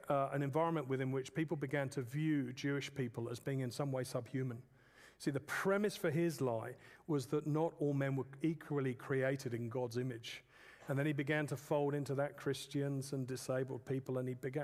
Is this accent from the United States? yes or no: no; England, United Kingdom; I'm an English man.